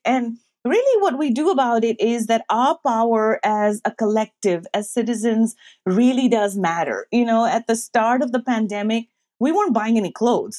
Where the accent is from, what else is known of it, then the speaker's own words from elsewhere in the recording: Pakistan; now in United States; I'm Pakistani American. I grew up, you know, in Pakistan